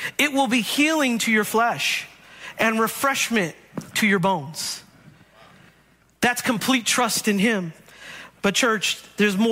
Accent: Bay Area, California, United States; I grew up in the Bay Area

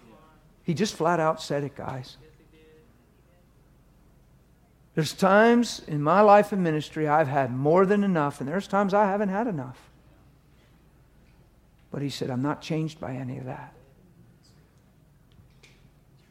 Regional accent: East Coast, United States; I'm from the East Coast

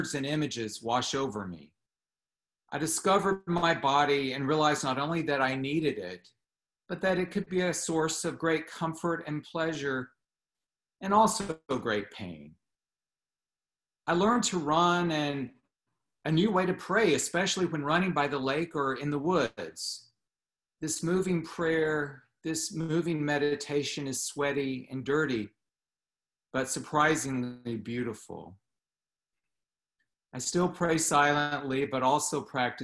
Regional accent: the American South, United States; I grew up in the American South where Jesus is everywhere

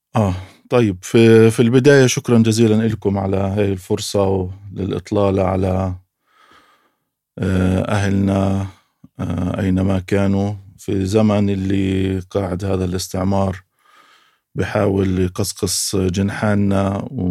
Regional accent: Beit Hanina, Jerusalem, Palestine; بقدر اقول انا مقدسي آه، من تعود وصولي لقريه بيت حنينه نشات في هذه القريه

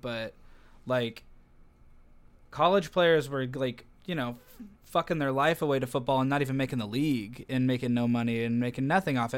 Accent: United States; I'm American

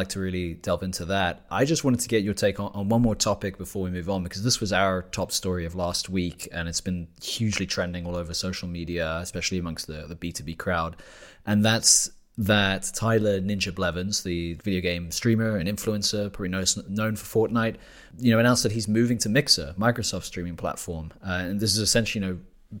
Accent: United Kingdom; now in Germany; a British national living in Germany

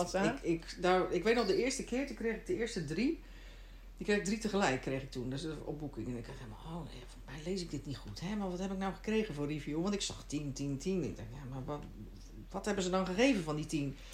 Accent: Netherlands; moved away as an adult; now in Sweden

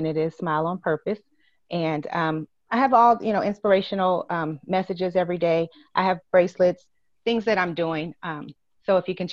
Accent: Lima, Ohio, United States; moved away as an adult; also born or lived in Inglewood, California / Long Beach, California; now in Georgia, United States; it's my hometown, and it's where, you know, I was born and raised

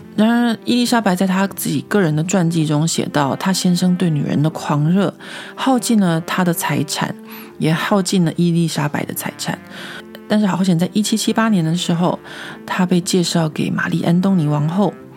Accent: Taiwan; now in Paris, France; 我自己小时候在台湾长大念历史课的经验

